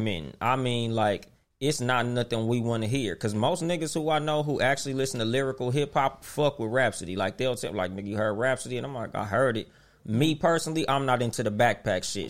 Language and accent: English; West Coast, United States; On the West Coast, we been fucking with Southern music since it started.